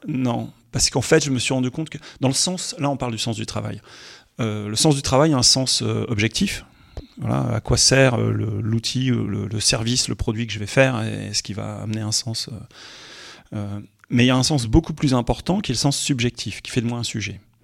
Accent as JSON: {"language": "French", "town": "Roubaix", "region": "Hauts-de-France", "country": "France", "tie": "born or raised there", "said": "je suis un gars du Nord, je suis né à Roubaix"}